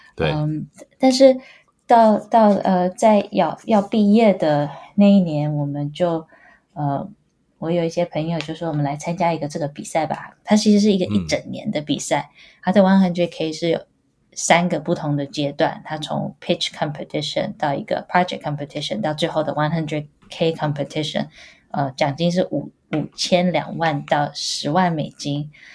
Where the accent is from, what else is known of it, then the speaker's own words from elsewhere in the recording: Taiwan; moved away as an adult; now in Boston, United States; 我是在台湾长大，然后，呃，清华大学材料系毕业的